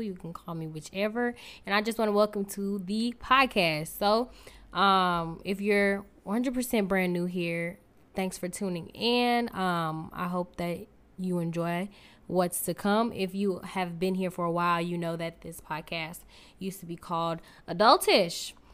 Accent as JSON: {"language": "English", "town": "Newark", "region": "New Jersey", "country": "United States", "moved": "yes", "lives_now": "Saint Louis, United States", "said": "I am from Newark, New Jersey, but I reside in Saint Louis, Missouri"}